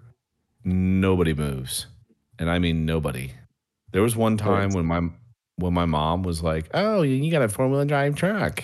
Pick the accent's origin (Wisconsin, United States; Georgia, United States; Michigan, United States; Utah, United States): Wisconsin, United States; now in the South, United States; I'm actually from Wisconsin